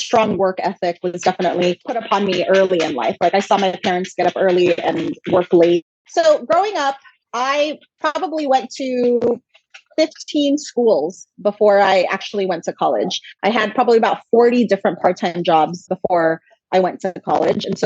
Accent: Los Angeles, California, United States; also born or lived in Philippines; I was born in the Philippines and raised in Los Angeles

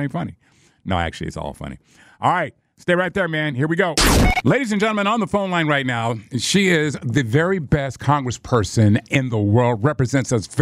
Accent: California, United States; I'm from California

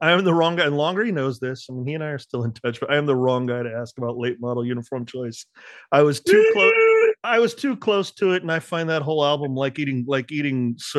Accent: Orange County, California, United States; You are from essentially my hometown.

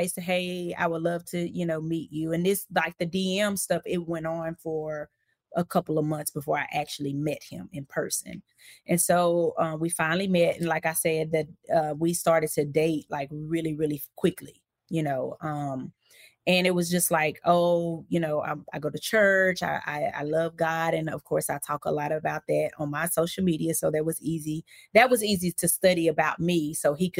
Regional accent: Hope, Arkansas, United States; also born or lived in Texarkana, Texas; now in Florida, United States; So I am a native of Arkansas. I'm from Hope, Arkansas.

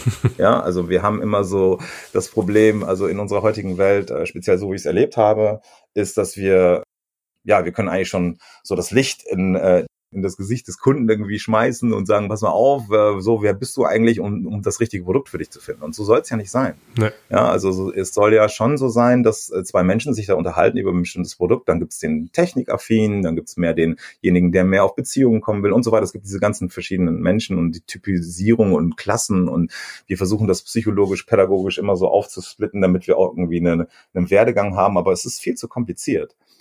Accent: Germany; bei uns in Deutschland

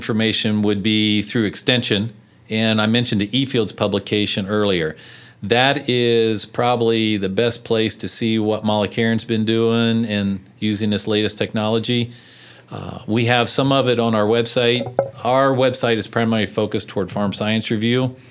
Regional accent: Madison County, Ohio, United States; I'm from Madison County

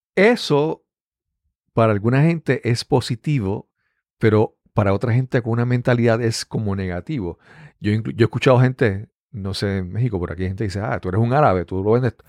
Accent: Puerto Rico; Acá en Puerto Rico

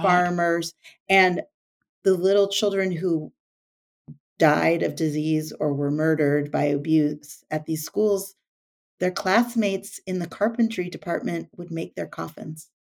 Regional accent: the Northwest, Pacific Northwest, United States; I grew up in the Northwest

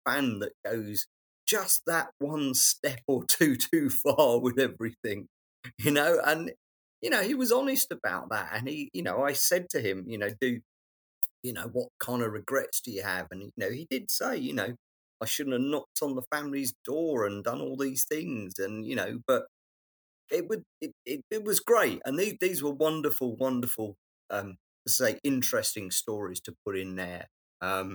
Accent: London, United Kingdom; I know London, I'm a Londoner

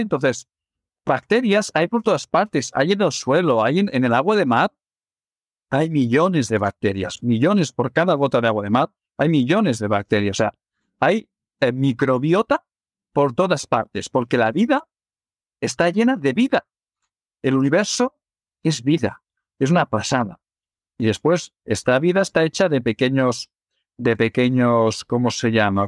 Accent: Barcelona, Catalonia, Spain; yo soy de Barcelona

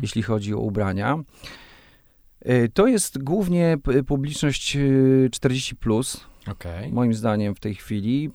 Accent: Raczki, Podlaskie Voivodeship, Poland; first language Polish; moved away as an adult; also born or lived in Suwałki / Katowice; Ja, ja urodziłem się w Suwałkach, mieszkałem przez, y, przez połowę, połowę swojego życia w, no nie, już teraz y, dłużej. O. o. właśnie sobie policzyłem, ile mam lat. No dobrze, przez y, y, 19 lat mieszkałem w Raczkach

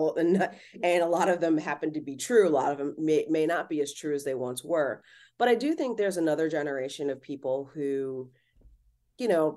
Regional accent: Cleveland, Ohio, United States; now in Los Angeles, United States; where I grew up in Cleveland

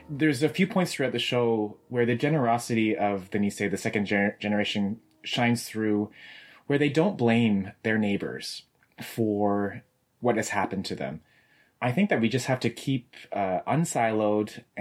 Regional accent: Canada; I just know that I love being Japanese Canadian and being amongst Japanese Canadians now more than ever.

